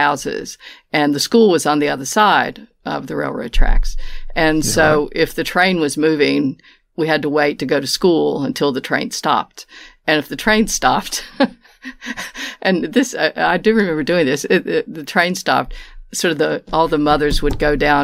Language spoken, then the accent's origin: English; Appalachian Mountains of West Virginia, United States; moved away as an adult; now in Melbourne, Australia; I'm from the Appalachian Mountains of West Virginia, is where I was born